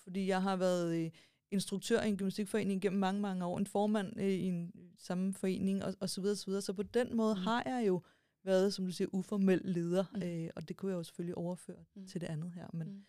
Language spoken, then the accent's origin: Danish; Stevns, Zealand, Denmark; jeg kommer fra Stævns